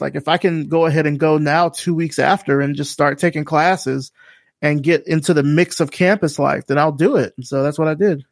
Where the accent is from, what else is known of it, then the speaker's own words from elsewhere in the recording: Selma, Alabama, United States; moved away as an adult; telling people I was from Selma